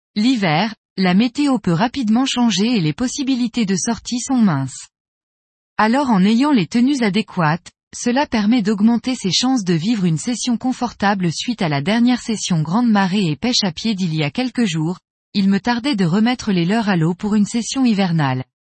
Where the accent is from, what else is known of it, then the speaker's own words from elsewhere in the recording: Brittany, France; Chez nous, en Bretagne